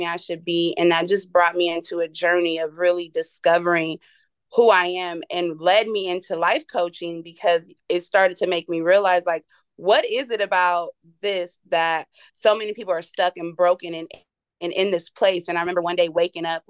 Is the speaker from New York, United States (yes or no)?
no; Fresno, California, United States; now in Las Vegas, United States; I was raised in Fresno, California, which is a small, crazy city in, I would say Central California, closer to Northern California. Born and raised there